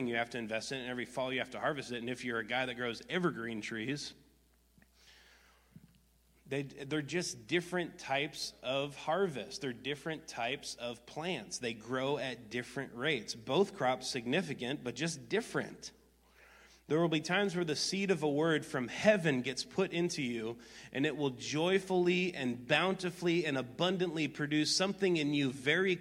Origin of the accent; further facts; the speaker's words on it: Wisconsin, United States; I grew up in Wisconsin